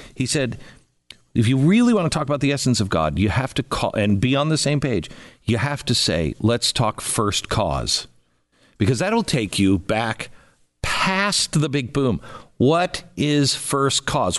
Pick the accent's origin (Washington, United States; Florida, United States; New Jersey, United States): Washington, United States; Seattle; I grew up in Seattle.